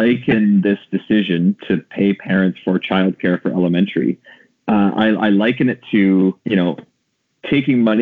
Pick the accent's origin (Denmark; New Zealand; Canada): Canada; Ontario; born or raised there